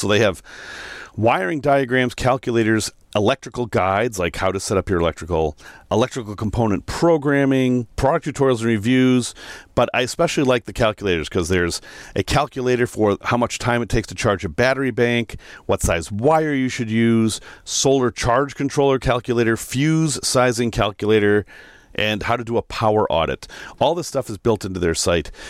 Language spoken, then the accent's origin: English; Salem, Massachusetts, United States; moved away; I'm from Salem, so not far away